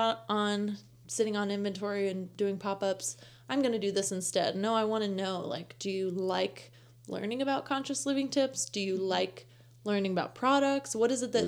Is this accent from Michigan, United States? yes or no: no; Las Vegas, Nevada, United States; also born or lived in Santa Cruz, California; I grew up in Vegas.